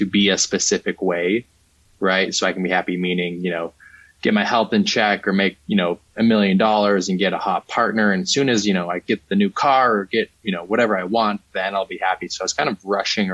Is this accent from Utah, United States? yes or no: yes; Utah, United States; I grew up Mormon in Utah